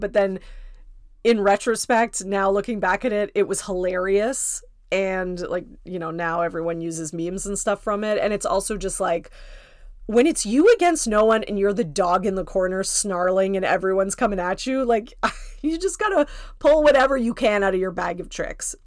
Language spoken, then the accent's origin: English; Canada; I'm Canadian, so my Thanksgiving is in October.